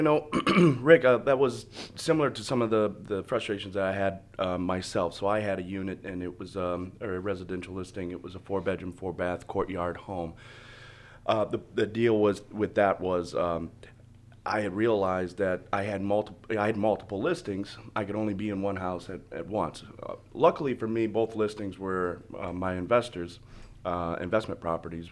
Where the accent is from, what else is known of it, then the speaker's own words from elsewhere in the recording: Michigan, United States; now in Florida, United States; I'm originally from Michigan. Um, I moved down here in two thousand four, two thousand five